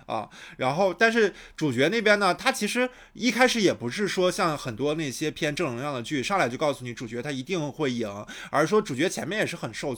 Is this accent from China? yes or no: yes; Shandong, China; 我是一个嗯。山东人啊